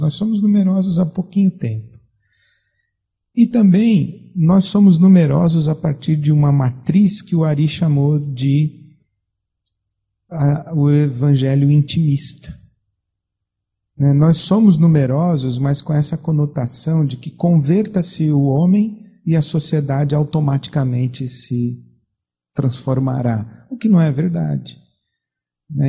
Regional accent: Brazil; sou pastor, vim do Brasil

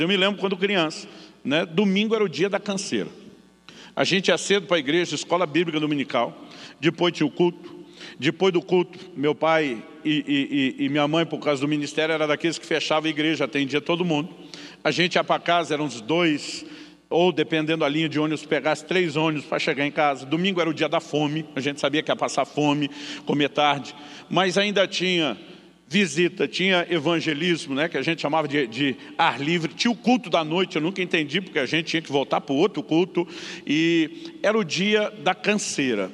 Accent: Campinas, São Paulo, Brazil; moved away as an adult; also born or lived in Santo André / São Bernardo do Campo / Guarapuava, Paraná; eu nasci em Santo André, aqui no estado de São Paulo, morei em São Bernardo, me criei em Campinas, eu cresci na selva de pedra

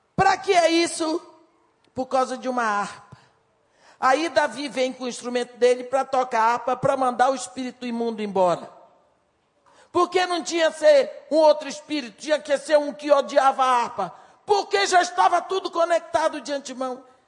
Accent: a small town on the Tapajós river, Pará, Brazil; moved away; Eu sou de uma cidade pequena na margem do rio Tapajós

